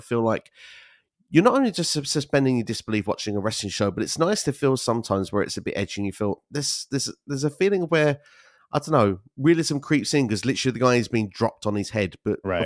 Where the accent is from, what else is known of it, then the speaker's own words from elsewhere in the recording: United Kingdom; moved away as an adult; also born or lived in Canary Islands; now in Sweden; I'm originally from the United Kingdom